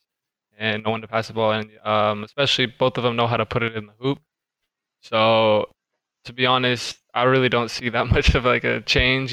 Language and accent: English; United States; moved away as an adult; now in Orlando, United States; I'm from Washington